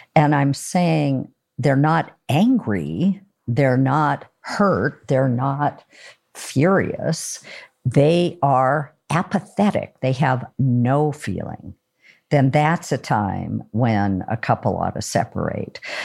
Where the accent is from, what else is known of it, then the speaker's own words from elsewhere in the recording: Oregon, United States; I'm from Oregon